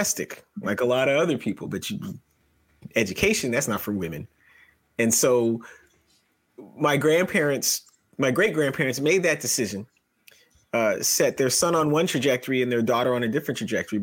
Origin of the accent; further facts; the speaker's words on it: Mississauga, Ontario, Canada; also born or lived in Toronto; we grew up in Southern Ontario, like near the border.